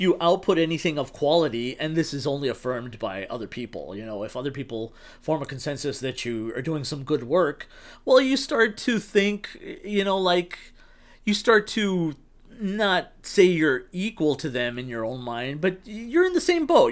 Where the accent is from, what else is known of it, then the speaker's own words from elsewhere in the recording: El Paso, Texas, United States; now in Los Angeles, United States; I'm from Texas, bum fuck Texas. El Pa